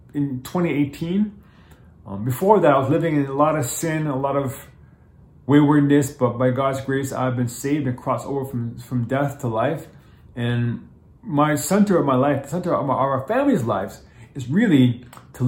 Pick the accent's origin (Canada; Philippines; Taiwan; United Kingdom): Canada; Toronto, Ontario; also born or lived in Japan / New York / Los Angeles; I actually live in Toronto. I'm Canadian. I'm born in Toronto.